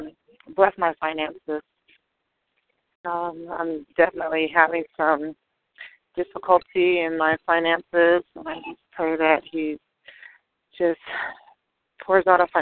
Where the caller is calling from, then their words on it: Atlanta, Georgia, United States; I'm calling from Atlanta